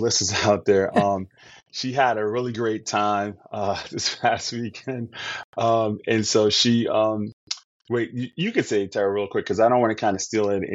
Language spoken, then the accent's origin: English; New York City, New York, United States; I'm from New York